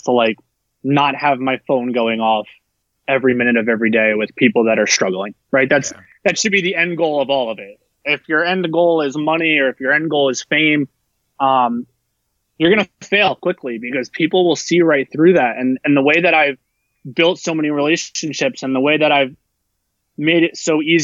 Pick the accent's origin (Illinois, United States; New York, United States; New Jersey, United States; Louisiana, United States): New Jersey, United States; now in Texas, United States; I grew up in New Jersey and I grew up in a melting pot